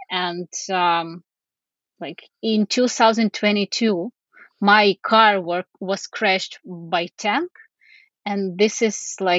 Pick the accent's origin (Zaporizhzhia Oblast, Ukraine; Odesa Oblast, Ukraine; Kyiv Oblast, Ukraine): Kyiv Oblast, Ukraine; Bucha; first language Ukrainian; English is a second language; I am from Ukraine. I am from Bucha, and I still stay in Ukraine. But I was forced to leave my city